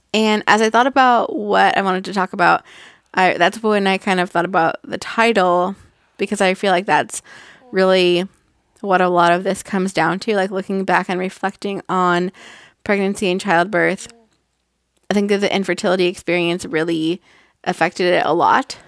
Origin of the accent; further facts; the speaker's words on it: Northern California, United States; I'm from Northern California